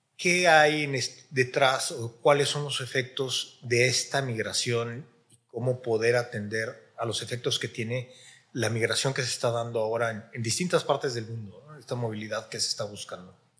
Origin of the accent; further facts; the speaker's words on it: Mexico; en mi país, en México